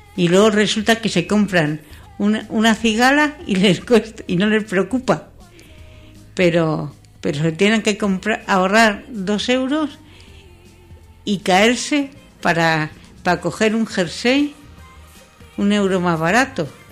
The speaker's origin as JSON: {"language": "Spanish", "country": "Spain", "said": "como muchos españoles"}